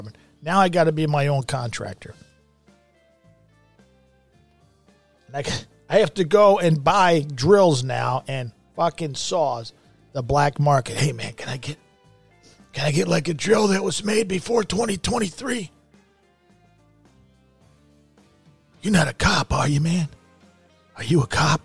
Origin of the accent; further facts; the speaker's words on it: United States; I'm an American